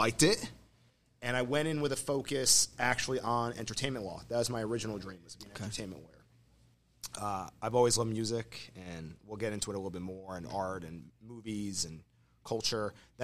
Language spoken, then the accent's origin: English; Plantation, Florida, United States; I grew up down here in South Florida. I'm a South Florida native in Plantation, which is west of Fort Lauderdale